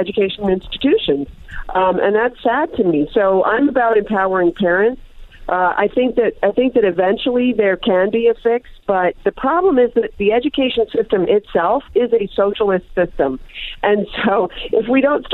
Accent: Pittsburgh, Pennsylvania, United States; moved away; also born or lived in Disneyland, California; I grew up in Pittsburgh.

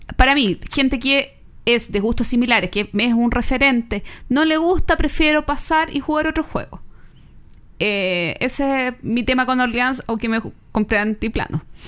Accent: Chile; siendo chilenos

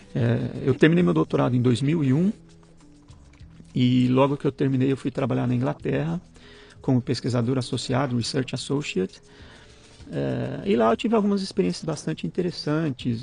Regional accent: Goiânia, Goiás, Brazil; moved away as an adult; Nasci e morei em Goiânia até os 22 anos, até eu me formar

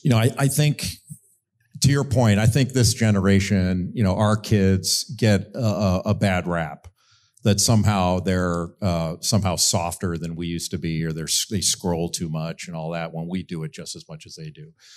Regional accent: Rolling Hills, California, United States; moved away; I grew up in a beautiful area of Southern California in Rolling Hills

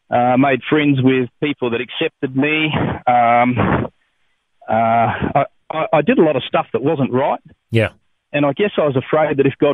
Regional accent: Adelaide Hills, South Australia, Australia; I grew up in the Adelaide Hills

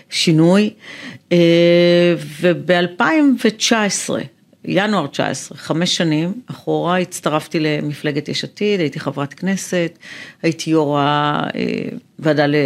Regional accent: Afula, Northern District, Israel; also born or lived in Ramla; now in Tel Aviv, Israel; אני גרה בתל אביב, נולדתי ברמלה, גדלתי

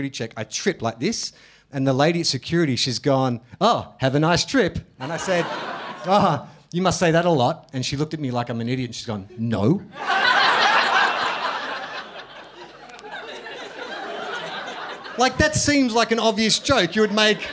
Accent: Melbourne, Victoria, Australia; I was born and raised in Melbourne

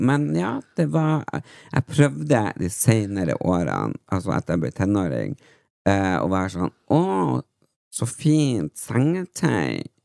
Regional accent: Tysfjord, Nordland, Norway; moved away; jeg er jo vokst opp i Tysfjord

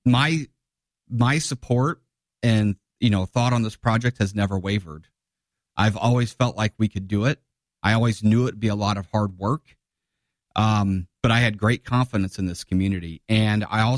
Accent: Divernon, Illinois, United States; now in Springfield, United States; I grew up in Diver, but Springfield's my hometown

